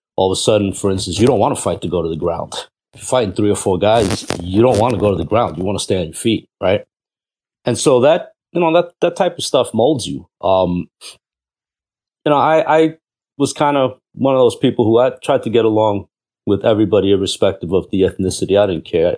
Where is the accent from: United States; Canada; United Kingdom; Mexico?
United States; New York City, New York; also born or lived in Cuba; So, I'm from Cuba, uh, born there and raised in New York. Queens, New York.